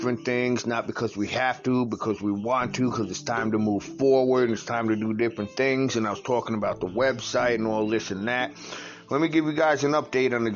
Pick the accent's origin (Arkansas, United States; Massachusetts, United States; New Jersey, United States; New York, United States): New York, United States; moved away as an adult; also born or lived in Virginia; black people from New York to move out of state. Because I did that back when I moved to Virginia in late 2004